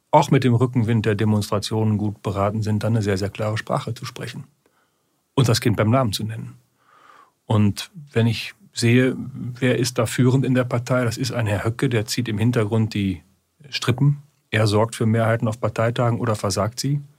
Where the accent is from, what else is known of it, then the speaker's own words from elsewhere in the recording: Germany; Wir haben in den Niederlanden gesehen, Sie wissen, wo ich herkomme, direkt an der holländischen Grenze. Deswegen gucke ich da sehr genau hin.